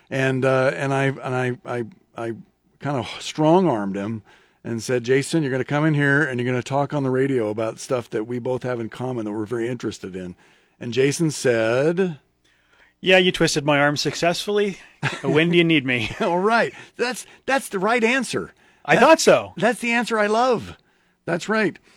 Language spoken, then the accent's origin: English; Norfolk, Nebraska, United States; I grew up in Norfolk, so about two hours north of here.